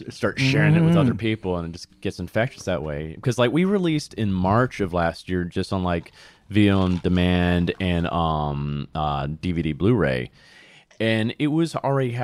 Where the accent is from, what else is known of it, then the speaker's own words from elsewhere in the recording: Huntsville, Alabama, United States; accent: Southern; now in New York, United States; I'm originally from Huntsville, Alabama.